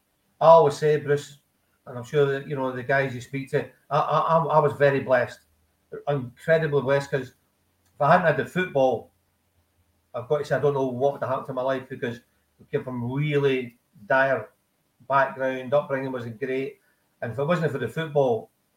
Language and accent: English; Glasgow, Scotland, United Kingdom; I grew up in the East End of Glasgow, Bridston, and then just up the road from the Celtic training ground at Barryfield.